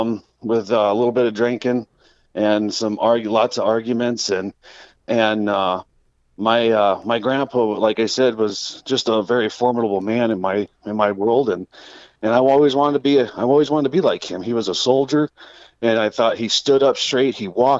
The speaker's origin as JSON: {"language": "English", "town": "Rapid City", "region": "South Dakota", "country": "United States", "tie": "born or raised there", "also_born_or_lived": "Midland, Texas", "said": "I was raised out here in Rapid. I was born in Midland, Texas, and was moved up here at a young age"}